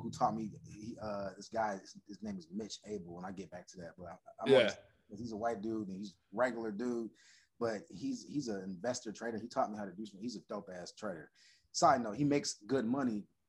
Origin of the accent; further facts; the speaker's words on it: Orlando, Florida, United States; moved away as an adult; now in Los Angeles, United States; Born and raised. I didn't move to LA until 19. No. I moved after I graduated high school, like a week. So I was 17 or 18 when I left Orlando